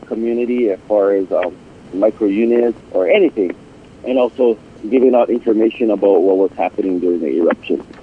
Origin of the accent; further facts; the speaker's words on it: Pahoa, Hawaii, United States; also born or lived in Kalapana, Hawaii; I'm from the district of Puna, born and raised in Pohoa and also in Kalapana